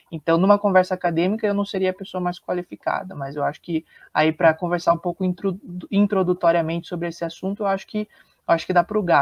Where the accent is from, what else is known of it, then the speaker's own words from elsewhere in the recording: Paraná, Brazil; Sou aqui do Paraná.